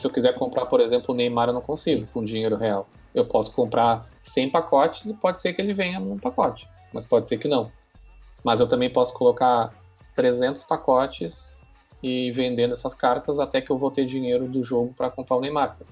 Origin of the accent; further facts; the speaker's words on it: Pelotas, Rio Grande do Sul, Brazil; nós que somos aqui de Pelotas